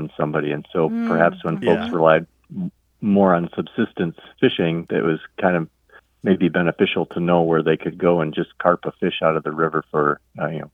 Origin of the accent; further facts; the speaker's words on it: Upper Peninsula of Michigan, United States; I'm from the Upper Peninsula of Michigan